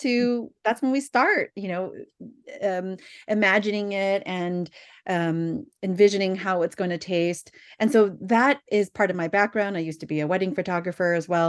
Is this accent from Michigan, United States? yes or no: no; Bay Area, California, United States; born and raised in the Bay Area